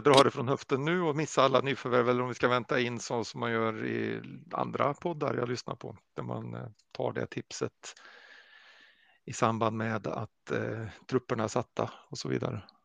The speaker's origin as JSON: {"language": "Swedish", "country": "Sweden", "said": "som svenskar"}